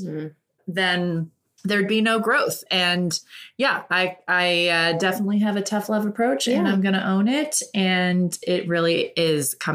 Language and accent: English; Ireland; I am an Irish woman through and through